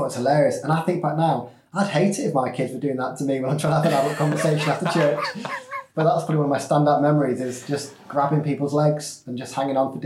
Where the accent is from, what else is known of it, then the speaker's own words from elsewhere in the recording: Leeds, Yorkshire and the Humber, United Kingdom; moved away as an adult; now in Liverpool, United Kingdom; I grew up in Leeds